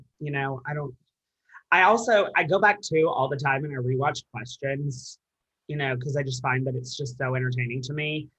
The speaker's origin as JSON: {"language": "English", "region": "Alabama", "country": "United States", "moved": "yes", "lives_now": "Nashville, United States", "said": "I'm from Alabama"}